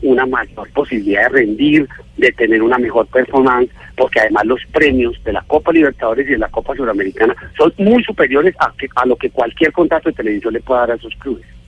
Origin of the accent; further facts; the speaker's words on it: Colombia; Yo como, colombiano